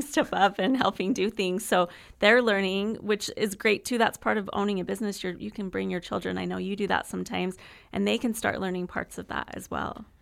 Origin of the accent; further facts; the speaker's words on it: Utah, United States; moved away as an adult; also born or lived in Texas; now in Gilbert, United States; I'm from Utah I've been in Texas for the last almost eight years, and so we moved to Arizona